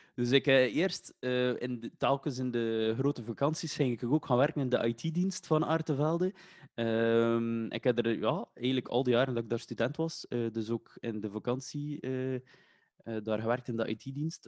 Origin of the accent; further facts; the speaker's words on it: Waregem, Flanders, Belgium; also born or lived in Kortrijk; Geboren in Kortrijk, maar wel eh, getogen ah, in Waregem.